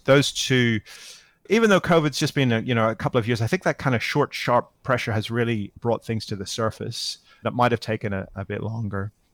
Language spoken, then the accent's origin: English; Northern Ireland, United Kingdom; now in Australia; I'm living in Australia now, but I, I grew up in Northern Ireland